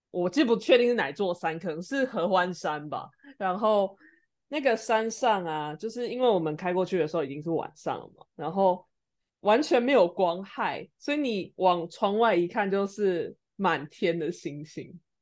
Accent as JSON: {"language": "Chinese", "country": "Taiwan", "said": "他发现说我是台湾人"}